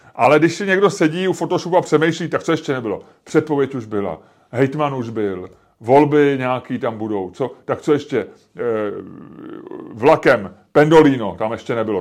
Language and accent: Czech; Czechia